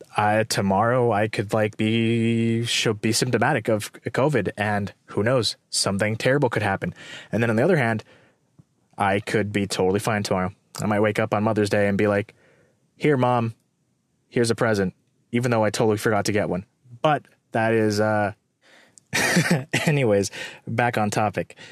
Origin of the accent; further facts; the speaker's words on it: Morgan Hill, California, United States; moved away; Morgan Hill or, like, my hometown and living in the Bay Area